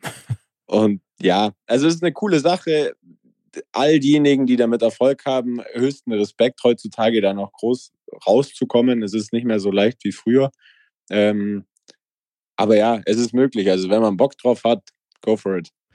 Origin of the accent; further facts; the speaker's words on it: Allgäu, Bavaria, Germany; ich komme aus dem Allgäu, mein Dorf hat 80 Einwohner und 2000 Kühe.